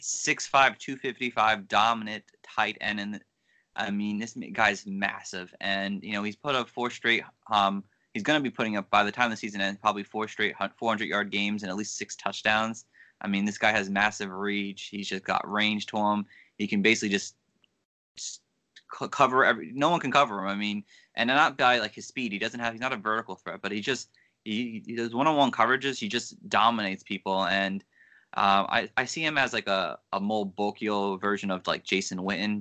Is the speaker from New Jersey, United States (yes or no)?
yes; New Jersey, United States; I'm from Jersey